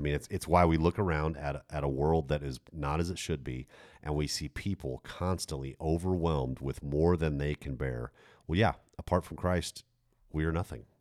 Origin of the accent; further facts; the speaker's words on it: United States; I'm, I'm American.